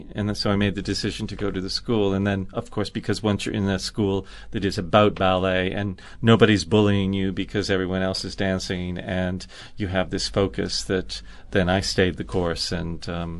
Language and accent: English; Canada; That is my home country, yes.